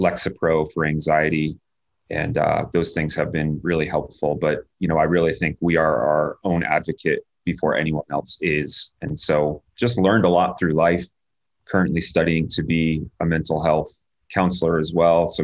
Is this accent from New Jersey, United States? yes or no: yes; New Jersey, United States; I was born and raised in New Jersey